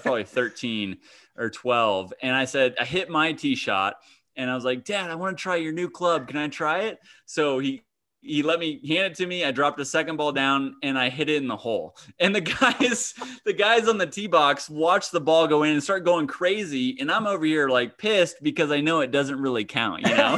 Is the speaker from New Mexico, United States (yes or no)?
no; Kansas, United States; I grew up in Kansas